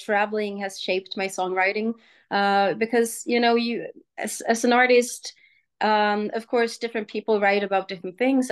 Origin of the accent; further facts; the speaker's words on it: Sweden; moved away as an adult; also born or lived in Germany / United States; I'm from Sweden